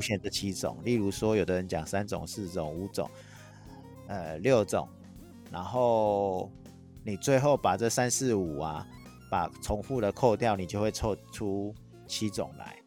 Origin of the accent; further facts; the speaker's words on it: Taiwan; accent: Taiwanese Mandarin; 我有那个台湾国语